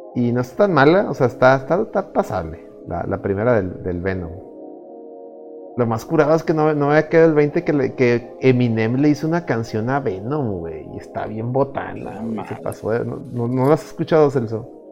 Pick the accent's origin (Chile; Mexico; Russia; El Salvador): Mexico; yo siendo un extranjero, o sea, yo siendo mexicano